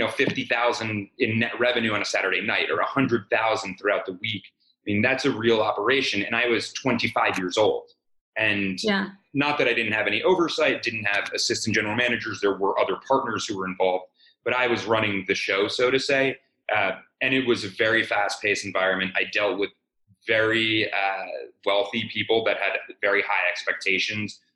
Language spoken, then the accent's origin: English; Montclair, New Jersey, United States; moved away as an adult; now in New York City, United States; I grew up in Montclair, New Jersey, about 10 miles outside of New York